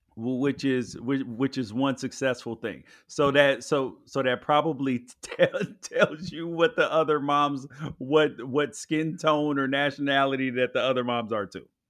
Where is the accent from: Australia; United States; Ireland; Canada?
United States; Memphis, Tennessee; I grew up in Memphis